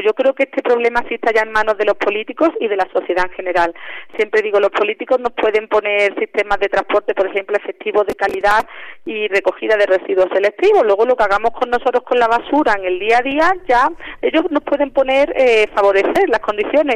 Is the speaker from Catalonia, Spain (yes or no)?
no; Andalusia, Spain; moved away as an adult; now in Mexico City, Mexico; yo soy de Andalucía, ah, de España. Llevo aquí en la UNAM trabajando ya cuatro años